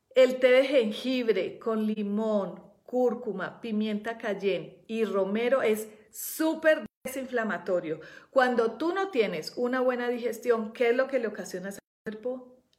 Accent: Colombia; also born or lived in Europe; now in Mexico; yo que vivo en nací en Colombia

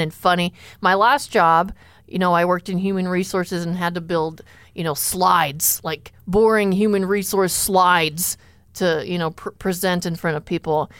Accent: Enning, South Dakota, United States; I grew up in Enning, South Dakota

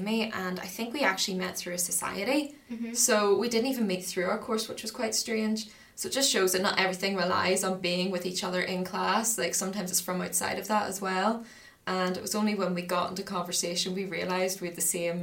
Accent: Banbridge, Northern Ireland, United Kingdom; moved away as an adult; now in Belfast, United Kingdom; I'm originally from Banbridge

